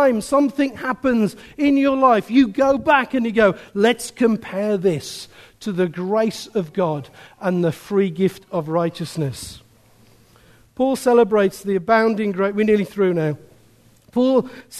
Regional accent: Birmingham, West Midlands, United Kingdom; I'm a man from Birmingham

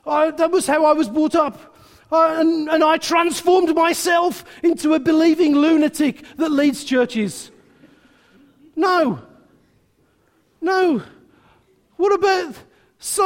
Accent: England, United Kingdom; we're very English

